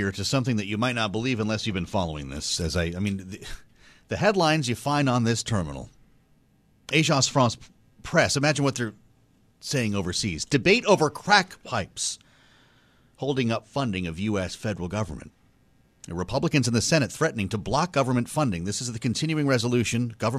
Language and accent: English; Boston, Massachusetts, United States; I don't know, maybe it's because I'm from Boston.